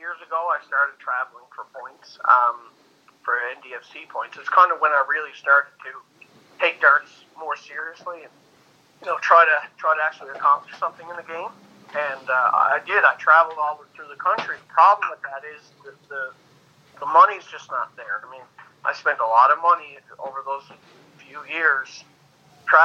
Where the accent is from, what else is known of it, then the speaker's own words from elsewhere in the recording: Newfoundland and Labrador, Canada; moved away as an adult; now in Fort McMurray, Canada; I grew up in Newfoundland, Canada